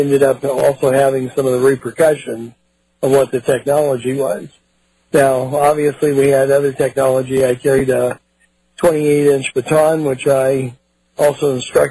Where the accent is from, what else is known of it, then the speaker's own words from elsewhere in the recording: Palo Alto, California, United States; also born or lived in San Francisco, California; I'm a California boy. I was born in San Francisco, raised in Palo Alto right around Stanford University.